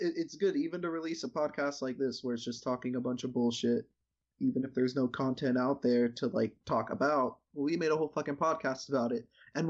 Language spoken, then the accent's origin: English; United States; accent: American; I cannot commentate in my American accent.